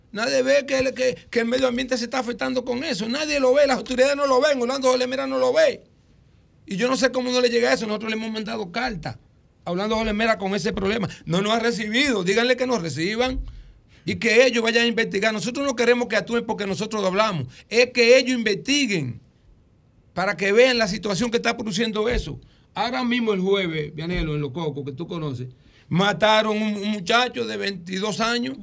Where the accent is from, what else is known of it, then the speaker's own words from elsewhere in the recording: Dominican Republic; el cocal de Luis, que era mi abuelo, donde yo nací.